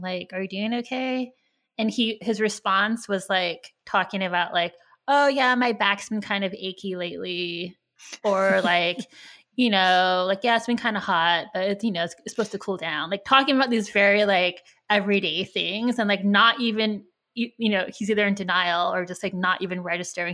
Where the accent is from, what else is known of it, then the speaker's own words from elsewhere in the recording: California, United States; I grew up in California, so, I was, there were a lot of Asian people here